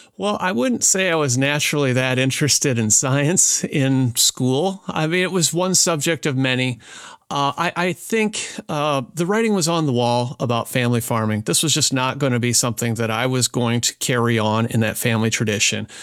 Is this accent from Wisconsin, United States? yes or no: yes; southwestern Wisconsin, United States; moved away; grew up on a small family farm in southwestern Wisconsin, about eighty acres